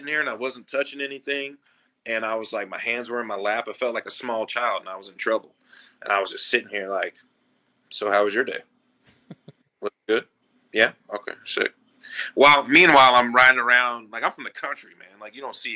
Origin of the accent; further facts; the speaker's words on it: the South, United States; moved away as an adult; now in Mexico; I'm from the South, so my mom fries things